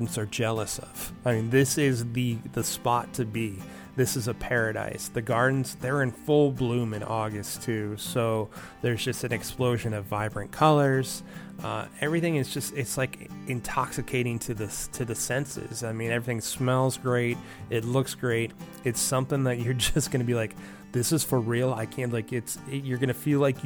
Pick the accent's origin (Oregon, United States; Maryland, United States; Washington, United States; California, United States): California, United States; Southern; I grew up in Southern California